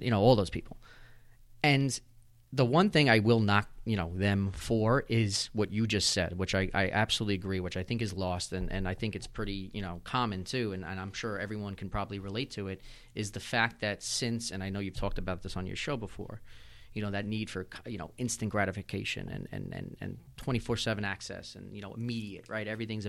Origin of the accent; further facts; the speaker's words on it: Wantagh, New York, United States; also born or lived in Bellmore, New York; I'm South Shore. I grew up in Wanto. I live in Belmore.